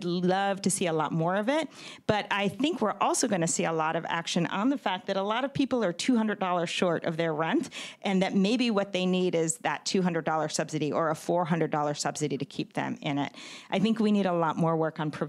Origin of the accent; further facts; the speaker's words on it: New York, United States; now in San Francisco, United States; New York, I'm from New York